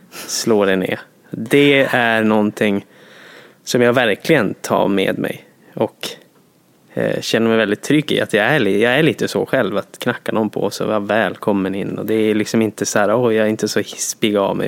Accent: Jokkmokk, Norrbotten County, Sweden; moved away; jag kommer från Jokkmokk och Norrland

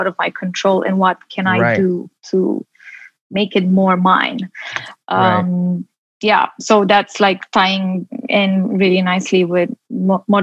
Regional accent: Romania; also born or lived in London; now in Los Angeles, United States; I come from a background where, you know, I'm from Romania

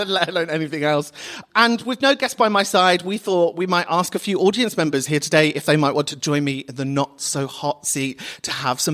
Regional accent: London, United Kingdom; I'm from Kentish Town

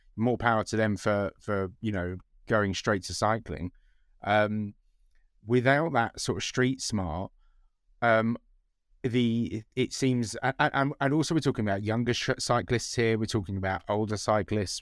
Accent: London, United Kingdom; I grew up in London

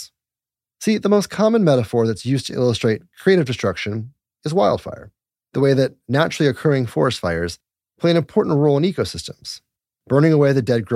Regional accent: Littleton, Colorado, United States; also born or lived in Golden, Colorado; I was raised in Colorado too? I was raised in Littleton and then Golden

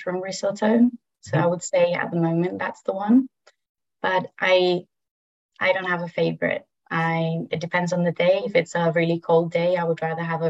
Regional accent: Madrid, Community of Madrid, Spain; also born or lived in France / Birmingham, United Kingdom; I'm from Madrid, Spain

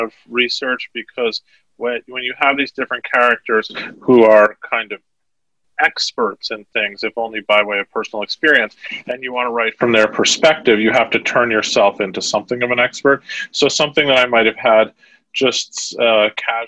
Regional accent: New York City, New York, United States; I grew up in Manhattan

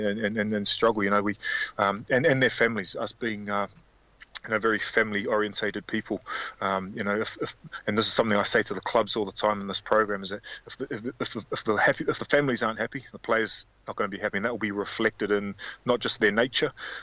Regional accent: New Zealand; moved away as an adult; also born or lived in Australia; now in London, United Kingdom; I was raised in New Zealand, and had a Samoan parent

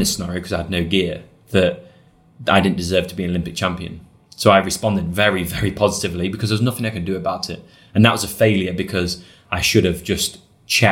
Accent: United Kingdom; I'm British.

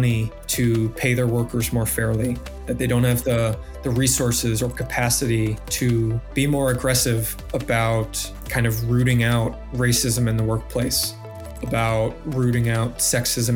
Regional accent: Vermont, United States; as a native Vermonter, I was born and raised in Vermont

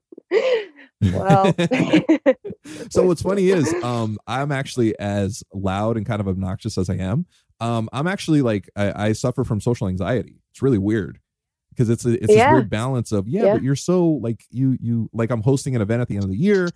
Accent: California, United States; also born or lived in New York; I was a New York transplant. I came to California when I was around 8, 9, 10, right around that time. So like I've been here the majority of my life.

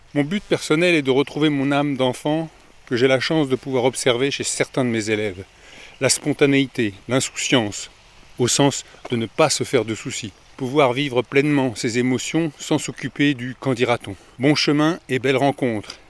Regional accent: France; Je suis français

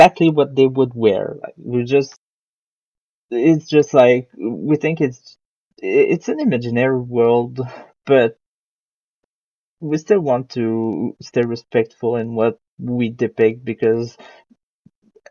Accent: Quebec, Canada; we are from Quebec and people here speak French

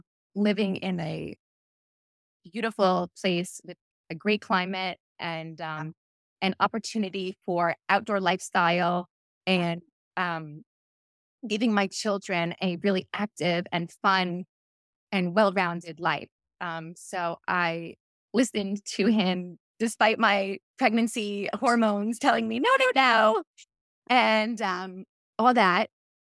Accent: Long Island, New York, United States; moved away as an adult; About a year and a half ago, we moved from Long Island, which is where I did all of my education.

